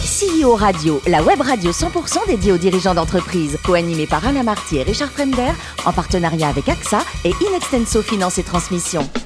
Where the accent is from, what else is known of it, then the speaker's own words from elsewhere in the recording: France; je suis français